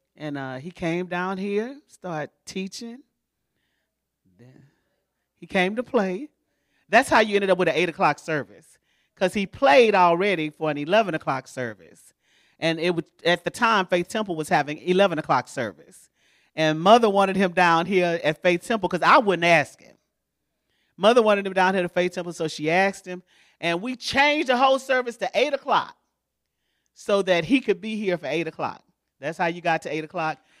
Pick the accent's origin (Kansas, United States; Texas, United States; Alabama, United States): Texas, United States; Houston; moved away as an adult; now in Baytown, United States; I'm from Houston